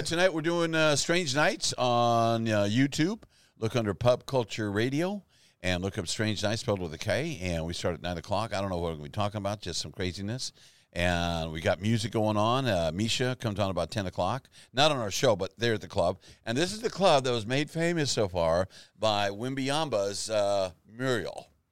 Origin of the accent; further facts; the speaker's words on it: Texas, United States; We're from Texas